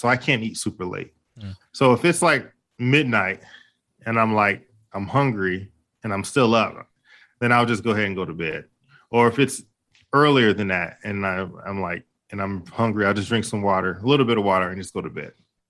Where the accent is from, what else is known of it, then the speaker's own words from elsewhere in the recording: Detroit, Michigan, United States; And you know, what's funny, growing up in Detroit, there was a lot of people who, when they got ready to get married, they didn't really have a lot of money.